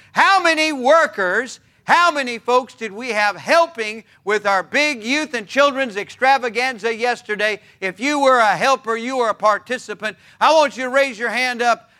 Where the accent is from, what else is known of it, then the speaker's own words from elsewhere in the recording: United States; I'm all American, but I'm one half Norwegian